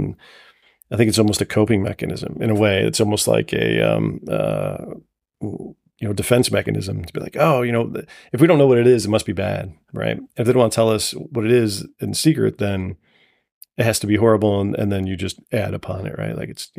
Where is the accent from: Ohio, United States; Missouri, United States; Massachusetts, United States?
Ohio, United States; Toledo; grew up in the south side of Toledo.